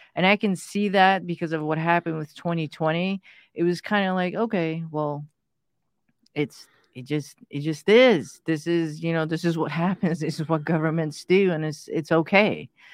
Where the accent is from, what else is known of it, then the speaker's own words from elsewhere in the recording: United States; English is a second language; also born or lived in Pakistan; when we came to the States, I didn't speak a word of English. So going to school was, you know, was lots of fun